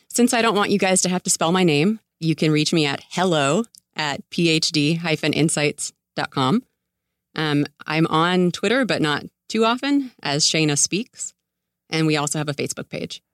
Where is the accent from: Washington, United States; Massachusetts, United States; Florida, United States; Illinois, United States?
Florida, United States; Tampa; also born or lived in New York City, United States; now in Santa Monica, United States; I grew up in Tampa Bay